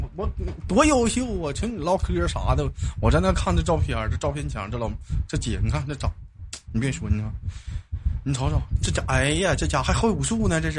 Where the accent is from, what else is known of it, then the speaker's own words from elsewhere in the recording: Jilin, China; 我吉林的